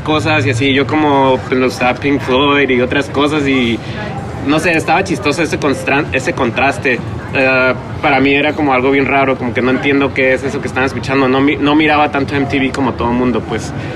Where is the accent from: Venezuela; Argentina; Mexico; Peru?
Mexico; Tijuana, Baja California; creciendo en Tijuana